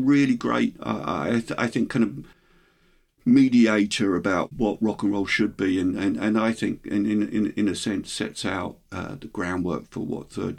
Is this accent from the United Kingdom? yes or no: yes; Hemel Hempstead, East of England, United Kingdom; growing up in a new town, I grew up in Hemel Hempstead, it's a new town.